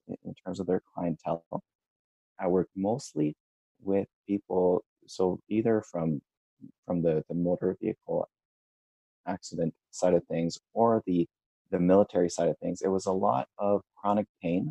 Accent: Canada; I'm a Canadian from, I initially studied in Ottawa.

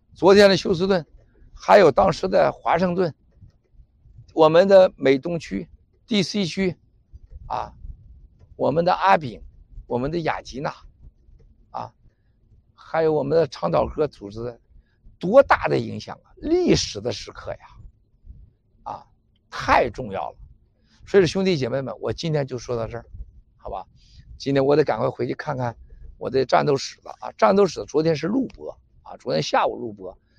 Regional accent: China; moved away; 我们中国人最大的问题就是爱撒谎

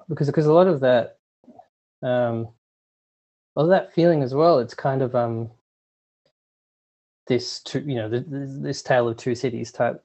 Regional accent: Sydney, New South Wales, Australia; moved away as an adult; also born or lived in Newtown, Sydney / Montreal; I had moved away from Liverpool, and I'd been living in Newtown for 10 years

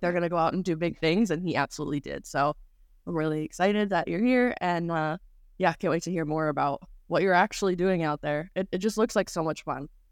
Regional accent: Saugerties, New York, United States; we are both from Sauberties, New York

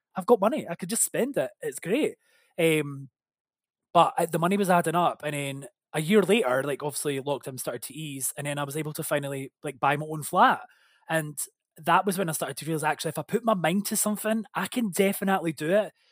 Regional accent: Scotland, United Kingdom; we're Scottish

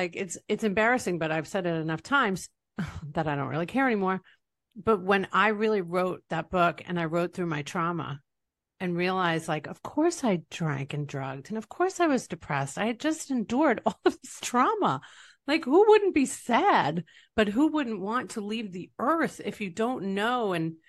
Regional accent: East Rockaway, New York, United States; now in Tampa Bay, United States; I'm from East Rockaway, Long Island, New York.

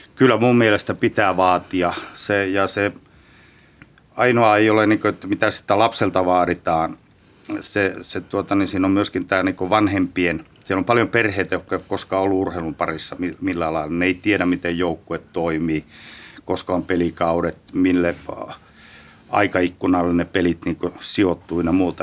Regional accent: Rovaniemi, Lapland, Finland; moved away; Lapista Rovaniemeltä, Rovaniemeltä 70-luvulta jopa 60-luvun puolella on varmaan isäukko vienyt eka kertaa kentille, hiekkakentille.

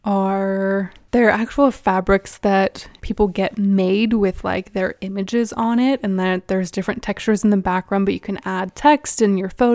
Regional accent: Nigeria; I'm from Nigeria, which is a hybrid country. We used to be a British colony, and even though we are no longer a British colony, there is still evidence of the British presence in our culture.

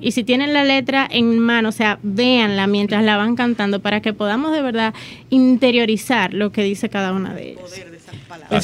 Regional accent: Dominican Republic; nuestra identidad como dominicanos

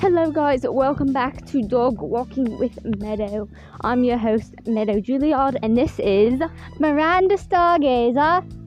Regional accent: England, United Kingdom; moved away; I, I grew up in England. I came here from England.

